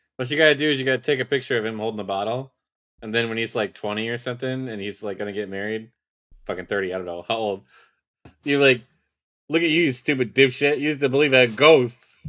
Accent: Rochester, United States; we grew up in Rochester, which has exceptionally bad crime as well

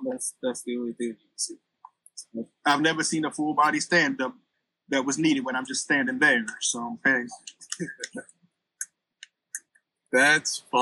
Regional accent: New York City, New York, United States; I'm from New York City.

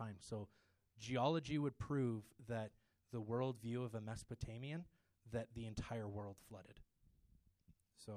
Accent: Ontario, Canada; I grew up in Ontario where it's very liberal

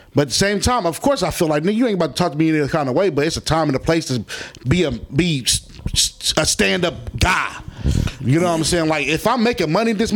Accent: Philadelphia, Pennsylvania, United States; I'm from Philadelphia, Pennsylvania

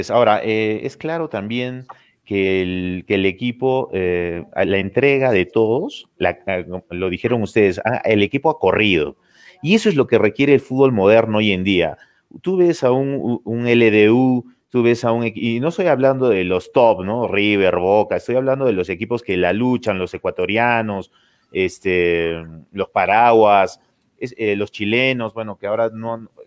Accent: Cusco, Peru; En cuanto a Cuncho, yo como cusqueño estoy contento que siempre exista y un, cusqueño jugando eh, en el equipo del Cienciano del Cusco.

